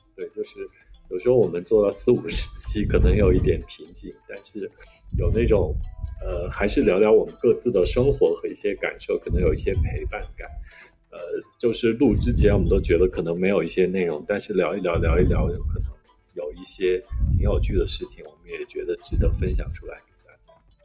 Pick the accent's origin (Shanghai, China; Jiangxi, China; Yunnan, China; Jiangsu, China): Yunnan, China; Kunming; 我们昆明人